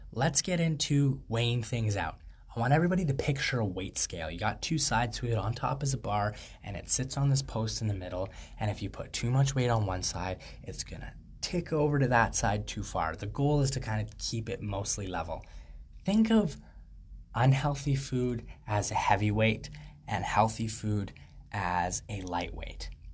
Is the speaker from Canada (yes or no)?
yes; Canada; I'm a Canadian free thought advocate